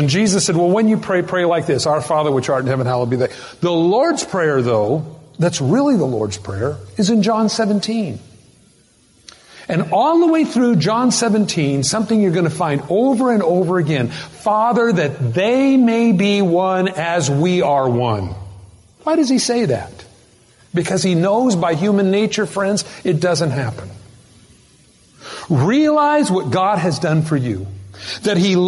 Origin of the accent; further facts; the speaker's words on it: United States; I'm American.